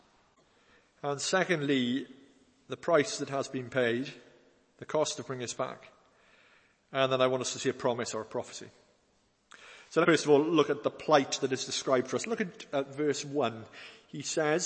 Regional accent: Wales, United Kingdom; an old hymn we used to sing when I was growing up in Wales

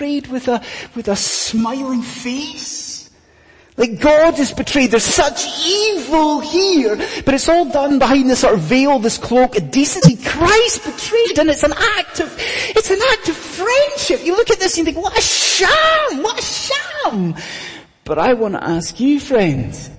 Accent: Scottish Highlands, Scotland, United Kingdom; I'm a Scottish Highlander

